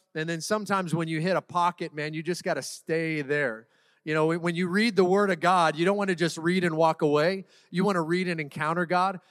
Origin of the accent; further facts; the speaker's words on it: Seattle, Washington, United States; now in Orange County, United States; I'm born and raised in Seattle, Washington